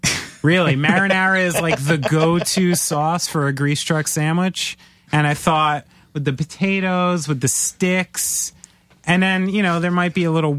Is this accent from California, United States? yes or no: no; New Jersey, United States; I'm a Jew from New Jersey. This offends me.